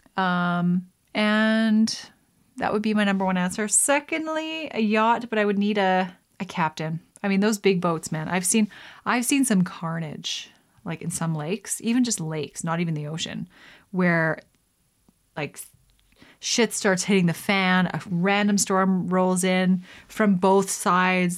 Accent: Canada; as a Canadian

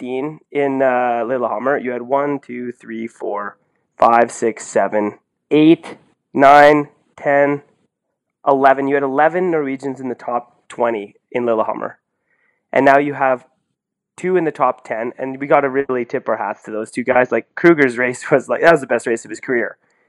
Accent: Canada; now in Norway; I'm Canadian

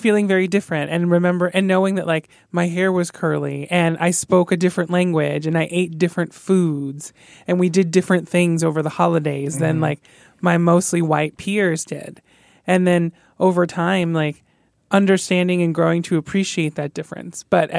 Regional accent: Palm Beach County, South Florida, United States; So I grew up in South Florida in Palm Beach County. So at the time when I was growing up there, there were Latino people, Latinx people, but they were primarily located, like, in southern counties

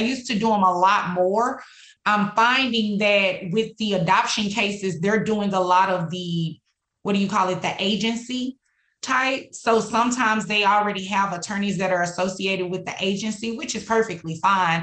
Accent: Dallas, Texas, United States; also born or lived in Houston, Texas; I was born and raised here in Dallas, specifically in Oak Cliff

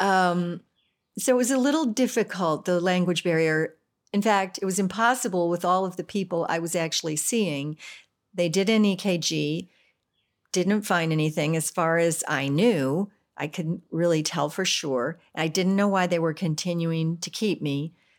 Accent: United States; I'm American

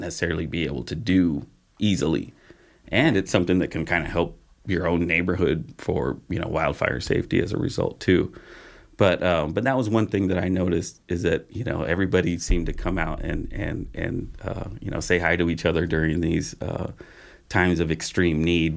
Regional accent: Patterson, California, United States; moved away as an adult; also born or lived in Modesto; now in Grass Valley, United States; in my hometown in Patterson

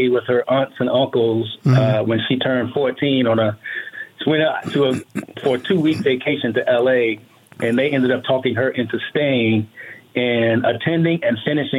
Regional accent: Washington, District of Columbia, United States; moved away as an adult; also born or lived in Bowie, Maryland; now in Las Vegas, United States; I'm from Washington, D.C., born and raised. Mm. Most recently, I was in Bowie, Maryland for the 20 years right before I moved here, which was about 4.5 years ago.

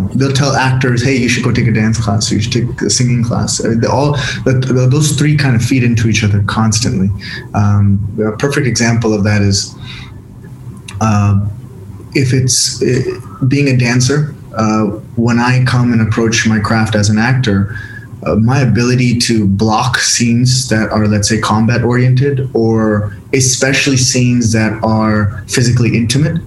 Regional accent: San Diego, California, United States; accent: American; moved away as an adult; now in India; my upbringing in San Diego, California.

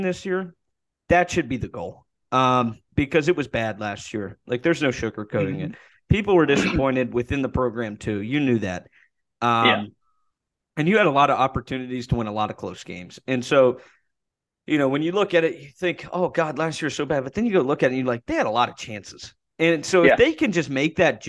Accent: Columbus, Ohio, United States; moved away as an adult; now in Morgantown, United States; I'm a guy from Columbus

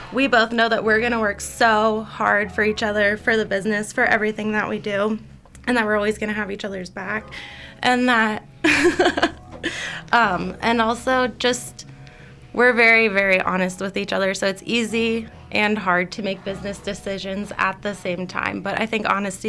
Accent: Pennsylvania, United States; now in Colorado, United States; we're from Pennsylvania, from the East Coast

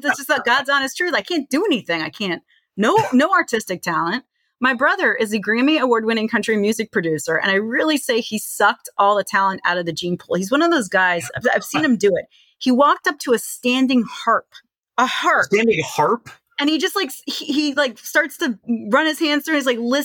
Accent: Charlottesville, Virginia, United States; moved away as an adult; also born or lived in Manhattan, New York / St. Louis, Missouri; now in Chicago, United States; So I grew up in Charlottesville, spent most of my time in Charlottesville, despite spending a few years in Manhattan, a few years in St. Louis. I consider myself from Charlottesville, Virginia

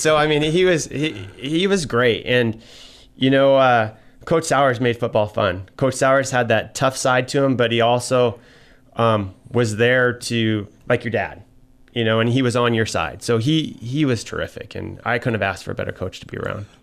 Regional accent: Troy, Montana, United States; it was a neat thing growing up in Troy because, first of all, Troy, some of you may not know, it's a tiny little town

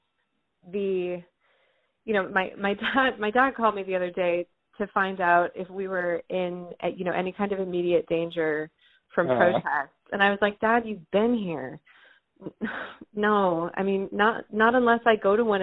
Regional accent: Northern California, United States; moved away as an adult; also born or lived in San Francisco Bay Area / Santa Barbara; now in Freeman, United States; I grew up in Northern California my entire life

